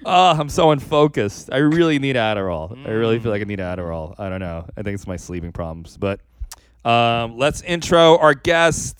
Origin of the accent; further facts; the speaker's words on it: New York City, New York, United States; I grew up in the South Bronx projects